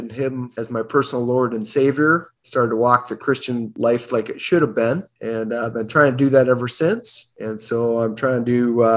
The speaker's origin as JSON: {"language": "English", "town": "Grand Blanc", "region": "Michigan", "country": "United States", "said": "I'm from Grand Blanc, Michigan."}